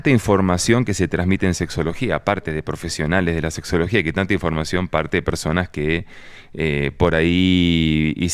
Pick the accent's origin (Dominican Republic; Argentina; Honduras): Argentina; now in Colombia; acá donde yo estoy, yo soy argentino